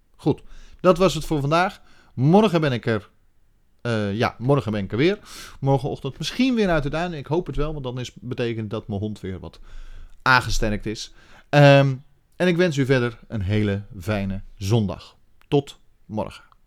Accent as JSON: {"language": "Dutch", "country": "Netherlands"}